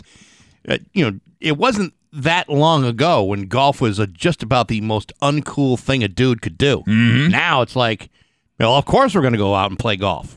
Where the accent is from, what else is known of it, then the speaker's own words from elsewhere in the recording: Rehoboth, Massachusetts, United States; my hometown of Rehoboth